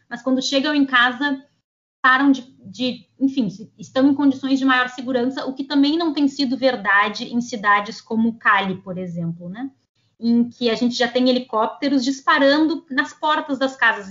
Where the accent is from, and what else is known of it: Brazil